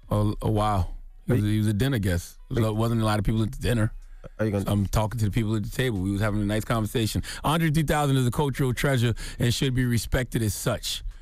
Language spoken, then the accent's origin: English; the South, United States; me being mm-hmm. a brother from the South because I grew up on … and like you know …, …, right. and … and …